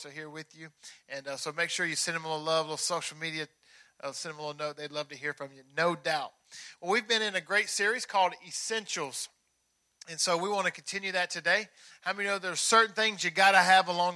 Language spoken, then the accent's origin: English; Tennessee, United States; I'm from Tennessee